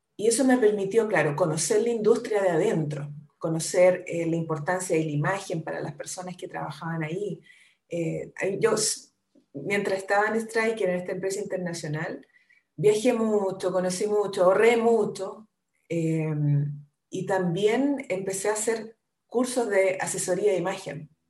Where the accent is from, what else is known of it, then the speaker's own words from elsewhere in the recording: Concepción, Biobío, Chile; yo soy de Concepción, soy la menor de seis hermanos